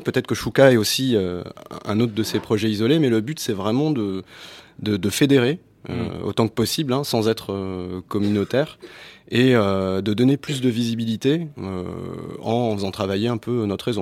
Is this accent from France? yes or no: no; Tunisia; Nous-mêmes, on s'appelle les Arabes, on dit qu'on parle arabe alors qu'on parle tunisien